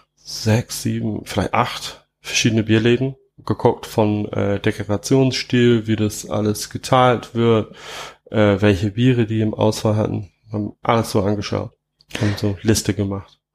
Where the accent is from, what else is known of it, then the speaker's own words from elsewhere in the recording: England, United Kingdom; German is a second language; moved away as an adult; now in Trier, Germany; wo ich herkomme, also, also wo ich in England aufgewachsen bin, ähm, da sind viele Hopfengärten